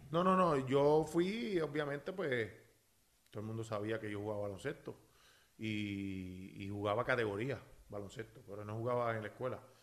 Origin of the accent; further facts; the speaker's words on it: Naranjito, Puerto Rico; also born or lived in Corozal / Bayamón; yo soy nacido y criado en Naranjito